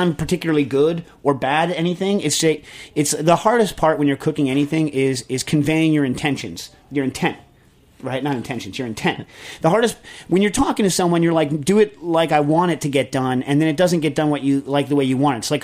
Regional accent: around New York, United States; I grew up around New York

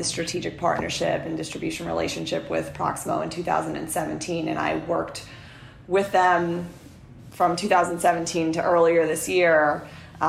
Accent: New York City, New York, United States; my hometown, which is Rockaway Beach, Queens

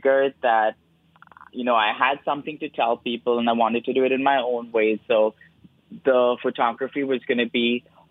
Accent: Mumbai, Maharashtra, India; moved away; I am brown because I am Indian. I was born in Bombay

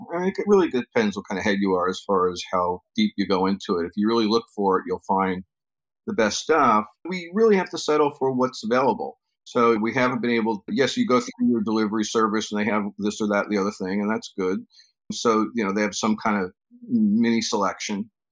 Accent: New York City, New York, United States; I'm from New York, born and raised

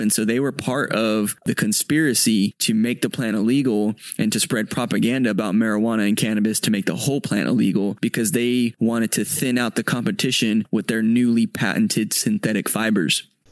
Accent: San Antonio, Texas, United States; I grew up here in Texas, born and raised in San Antonio

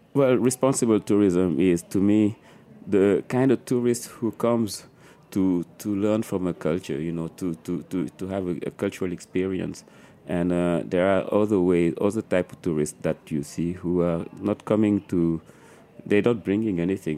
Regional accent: Dakar, Senegal; moved away as an adult; also born or lived in New York City; Growing up in Dakar

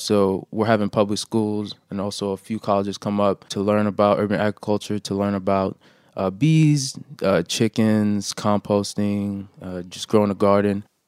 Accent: New York City, New York, United States; also born or lived in Haiti; I was born in Haiti, but I was raised in Brooklyn

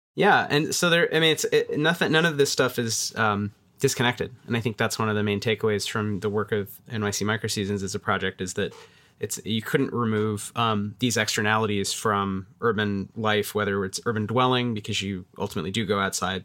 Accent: Atlanta, Georgia, United States; I grew up in Atlanta

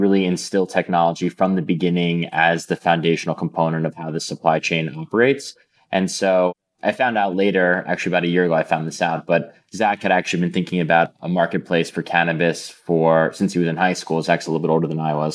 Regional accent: New York City, New York, United States; I grew up in Manhattan, in New York City

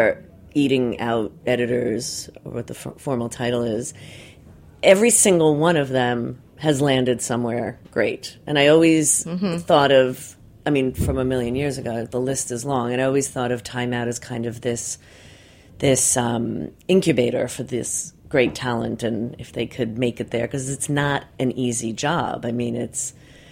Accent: New York City, New York, United States; I was born in Brooklyn

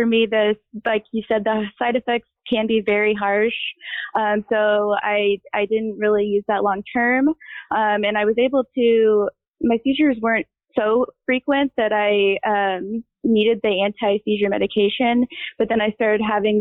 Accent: Missouri, United States; I grew up in Missouri

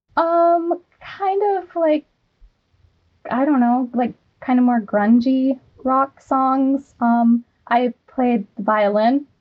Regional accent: Wyoming, United States; I'm from Wyoming and grew up on seven acres.

